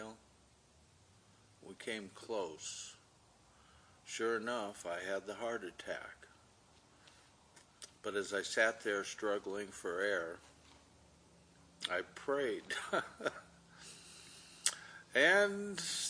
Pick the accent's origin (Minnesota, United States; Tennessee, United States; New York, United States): Minnesota, United States; moved away as an adult; also born or lived in California; I was born in California, raised in Minnesota, until the time of Vietnam